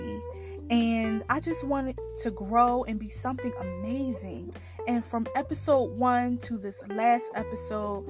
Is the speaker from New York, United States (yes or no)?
no; Philadelphia, Pennsylvania, United States; now in Washington, D.C., United States; I'm from Philly